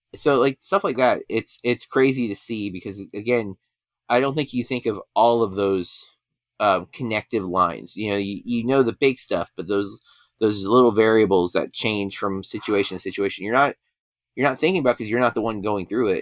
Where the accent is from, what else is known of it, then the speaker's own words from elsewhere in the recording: Florida, United States; I grew up in Florida